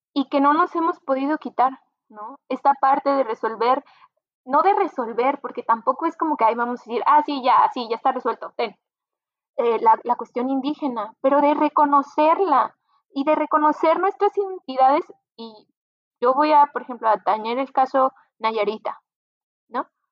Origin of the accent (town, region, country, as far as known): Mexico